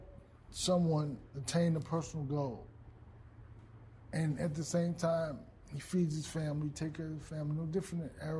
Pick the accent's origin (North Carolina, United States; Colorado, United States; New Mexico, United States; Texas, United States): Texas, United States; Dallas; I grew up in the Boys and Girls Club, Oak Cliff Boys and Girls Club.